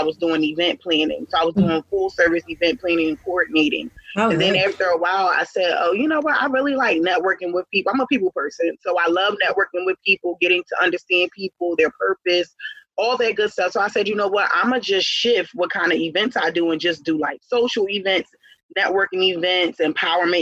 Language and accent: English; Philadelphia, Pennsylvania, United States; I'm from Philadelphia